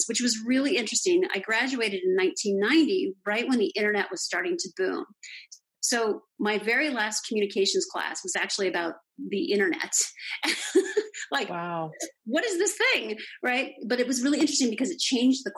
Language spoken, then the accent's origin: English; Los Angeles, California, United States; I grew up in Los Angeles